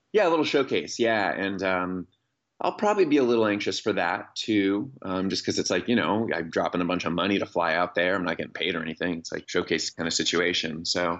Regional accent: Seattle, Washington, United States; now in Olympia, United States; I grew up in Seattle, and I currently live in Olympia, the state capital, about an hour south of there.

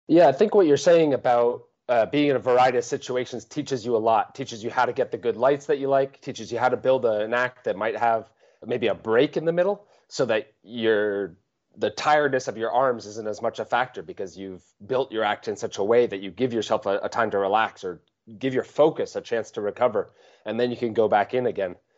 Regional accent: Vermont, United States; I grew up in Vermont in the U S, in the, in the northeast of the United States.

